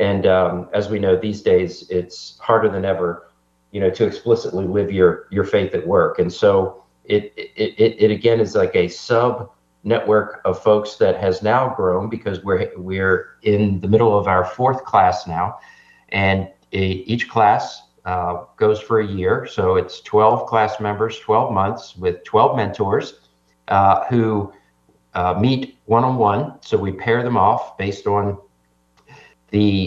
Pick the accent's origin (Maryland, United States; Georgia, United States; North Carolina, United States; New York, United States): Maryland, United States; Baltimore; now in Tennessee, United States; I grew up in Baltimore